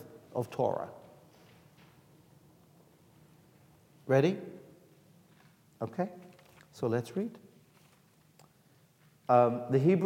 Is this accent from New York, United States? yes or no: yes; New York, United States; I'm from New York